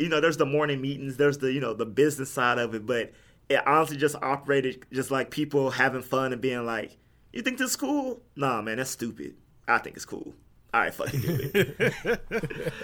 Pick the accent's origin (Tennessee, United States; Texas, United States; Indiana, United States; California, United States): Texas, United States; Houston; I'm from Houston